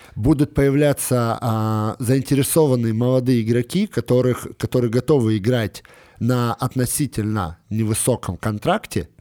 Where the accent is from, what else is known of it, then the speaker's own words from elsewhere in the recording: Moscow, Russia; мы живем в Москве, я, естественно, как москвич